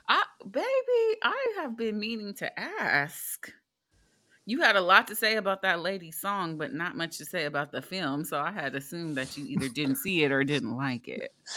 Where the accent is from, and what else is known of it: United States